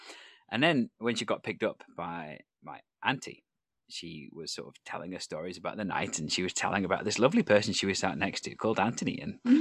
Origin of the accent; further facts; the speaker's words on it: North Wales, United Kingdom; I'm from North Wales